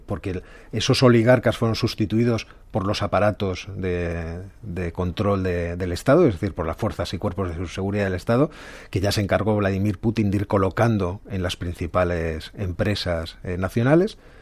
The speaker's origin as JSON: {"language": "Spanish", "country": "Spain"}